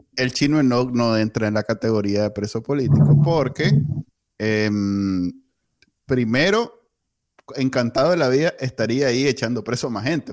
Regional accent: Nicaragua; Yo viví mi niñez en Nicaragua en los 80

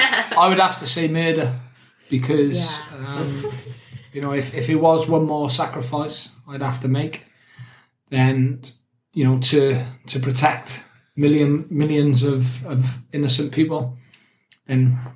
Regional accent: Newport, Wales, United Kingdom; I grew up in Newport, South Wales, in a place called Pilgwenthely. So, Catholic. Lived my great auntie and great uncle.

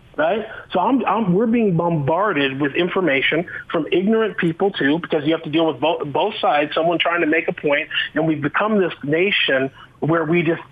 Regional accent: Boulder, Colorado, United States; now in Utah, United States; I grew up in Boulder, Colorado.

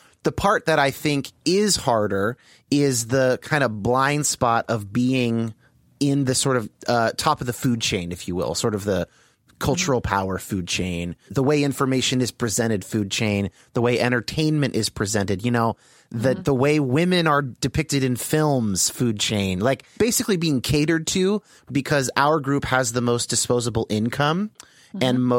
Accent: Los Gatos, California, United States; And I've had mixed race friends my entire childhood through high school, growing up in the Bay Area.

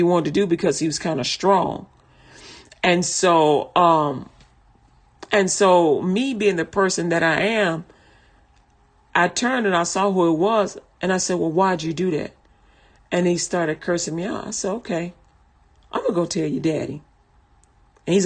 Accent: Chicago, Illinois, United States; I'm from Chicago

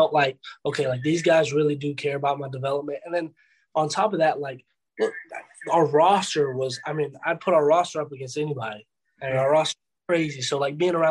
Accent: Atlanta, Georgia, United States; I'm from Atlanta, around the Atlanta area.

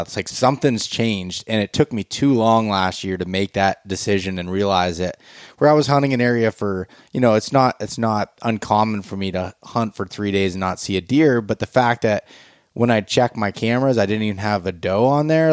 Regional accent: Pennsylvania, United States; growing up in Pennsylvania

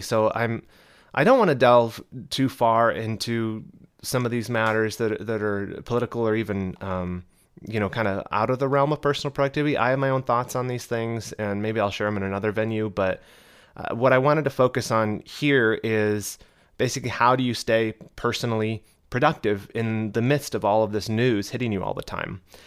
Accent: United States; accent: American; I'm in America, obviously, as you can tell by my beautiful American accent

